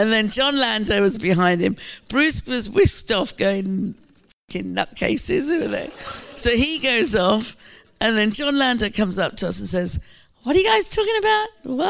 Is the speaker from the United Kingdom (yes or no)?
yes; United Kingdom; my identity as a British Asian.